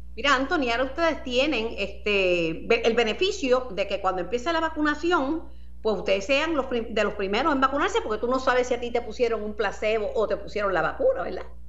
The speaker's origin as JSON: {"language": "Spanish", "town": "Mayagüez", "country": "Puerto Rico", "tie": "born or raised there", "said": "mi pueblo natal, Mayagüez"}